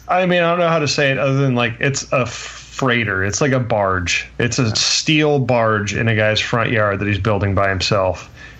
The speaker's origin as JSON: {"language": "English", "region": "Pacific Northwest", "country": "United States", "said": "I'm from the Pacific Northwest, man."}